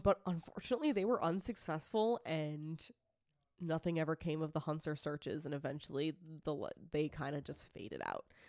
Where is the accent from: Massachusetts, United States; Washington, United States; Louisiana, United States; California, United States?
Massachusetts, United States; Franklin; moved away; I grew up in Franklin, Massachusetts. It, I, I don't live there anymore